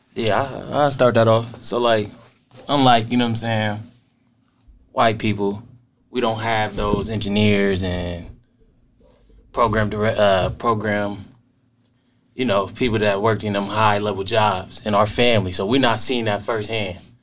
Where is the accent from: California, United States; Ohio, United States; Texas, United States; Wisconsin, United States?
Ohio, United States; Canton; program director from Canton, Ohio. Born and raised